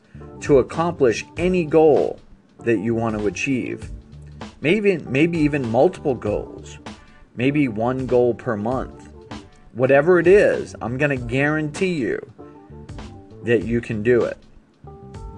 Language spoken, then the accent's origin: English; East Coast, United States; when I grew up on the East Coast